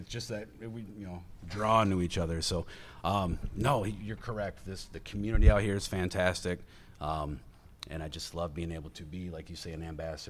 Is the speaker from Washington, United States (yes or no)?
no; Detroit, Michigan, United States; From the Detroit area where I'm from